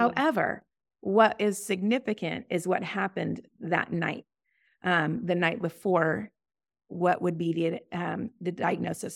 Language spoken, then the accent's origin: English; Boise, Idaho, United States; I was blessed to grow up in a Christian home here in, um, uh, in Boise